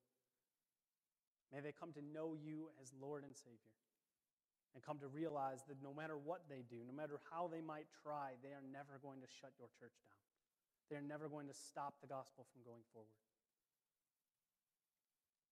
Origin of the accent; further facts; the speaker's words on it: Chicago, Illinois, United States; those who are from Chicago